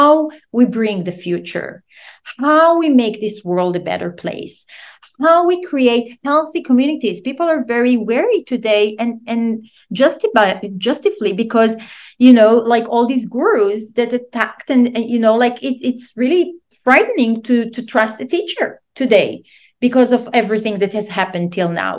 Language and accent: English; Israel; moved away; I'm originally from Israel